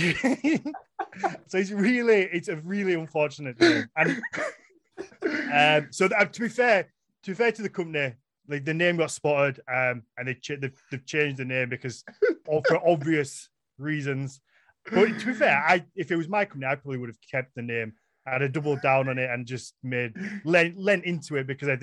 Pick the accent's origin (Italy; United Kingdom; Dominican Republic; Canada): United Kingdom; first language English; as a British person, as an English speaker